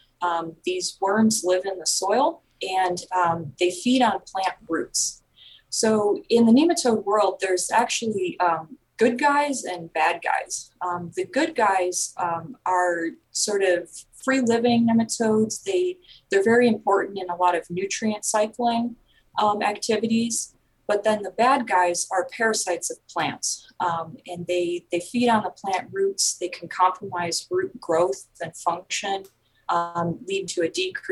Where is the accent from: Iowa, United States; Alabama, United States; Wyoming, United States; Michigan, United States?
Michigan, United States; southeast; moved away as an adult; also born or lived in Indiana / New York; now in North Carolina, United States; I'm originally from Michigan, sort of southeast Michigan. I grew up there